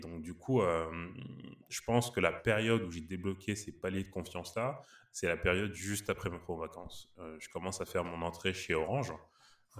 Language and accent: French; Paris, Île-de-France, France; je suis né à Paris, originaire du Sénégal et du Mali